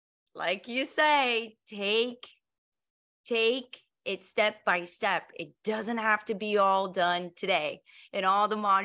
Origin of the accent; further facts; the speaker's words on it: Colorado, United States; we're all from Colorado. You know, I lived there for many years.